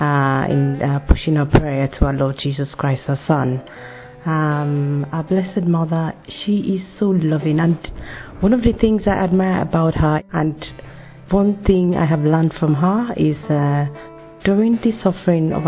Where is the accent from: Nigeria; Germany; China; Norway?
Nigeria; now in United Kingdom; I'm a Nigerian and I'm currently living in the UK